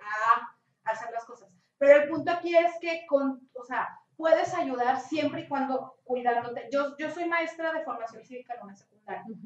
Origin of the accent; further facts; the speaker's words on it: Mexico; como mexicanos